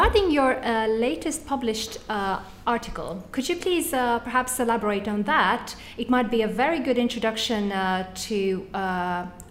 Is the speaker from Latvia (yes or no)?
yes; Latvia; I'm from Latvia.